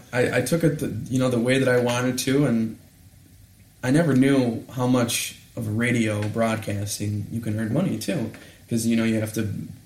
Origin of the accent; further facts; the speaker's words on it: Mount Clemens, Michigan, United States; I grew up in Mount Clemens. I was born out of Cottage Hospital. And then I lived in Mount Clemens for about 2.5 years.